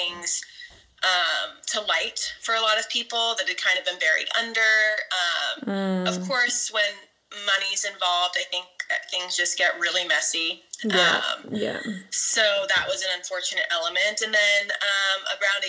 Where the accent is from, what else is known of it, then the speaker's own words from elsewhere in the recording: Clovis, California, United States; I'm from Fresno, California, so Central California, Clovis more specifically. It's the suburb, and it's like total idyllic suburbia